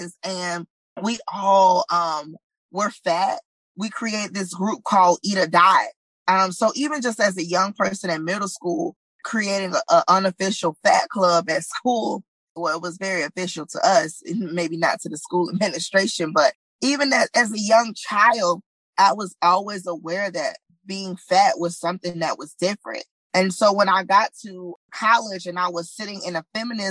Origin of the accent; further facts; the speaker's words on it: Southern, United States; accent: Southern English; African-American Vernacular English; first language African-American Vernacular English; as a Southern girl, I speak, you know, Southern English, but also I speak African-American vernacular. It's my first language